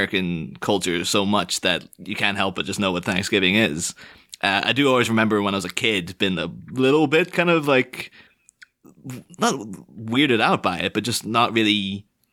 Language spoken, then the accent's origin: English; Ireland; I've grew up on the Northern Irish border